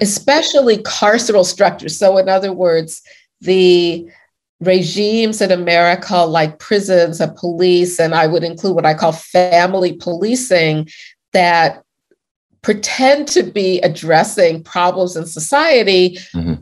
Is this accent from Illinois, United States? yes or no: yes; Chicago, Illinois, United States; I grew up in Hyde Park in Chicago in the 1960s